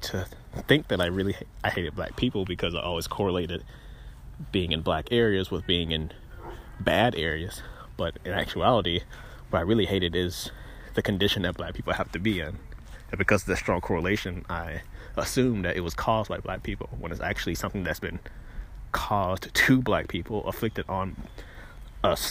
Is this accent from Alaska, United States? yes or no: no; Greenville, Mississippi, United States; also born or lived in Starkville, Mississippi / Rankin County, Mississippi; the circumstances in which I was raised in Greenville